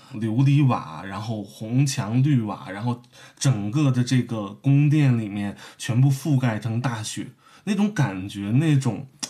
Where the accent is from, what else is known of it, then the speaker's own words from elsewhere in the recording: Beijing, China; moved away; 其实我是北京人啊，我是北京人